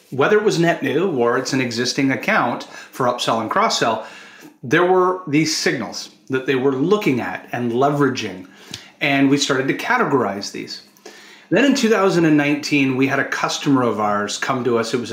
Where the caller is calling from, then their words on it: Toronto, Ontario, Canada; I'm joining us from Toronto, Canada.